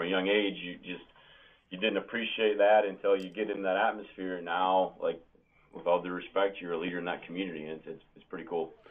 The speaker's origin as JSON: {"language": "English", "region": "Wisconsin", "country": "United States", "said": "When you're from the state and you're a cheesehead and you're born and raised on Brett Favre and the Green Bay Packers"}